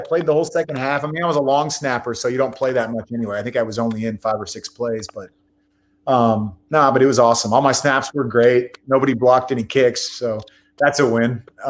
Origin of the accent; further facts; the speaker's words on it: Bay Area, California, United States; I was from the Bay Area, so I was a 49ers fan first.